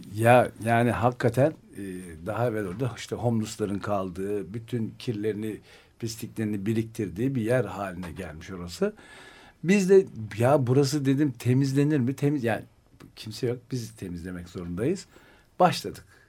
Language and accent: Turkish; Ankara, Turkey; moved away; also born or lived in Istanbul; ben Ankaralıyım. Sokaktan yetiştiğimiz için